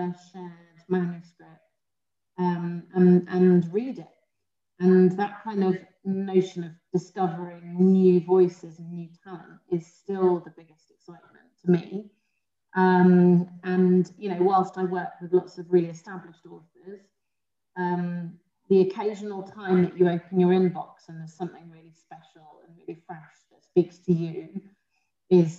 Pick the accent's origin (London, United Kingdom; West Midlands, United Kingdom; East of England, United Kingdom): London, United Kingdom; I grew up in South London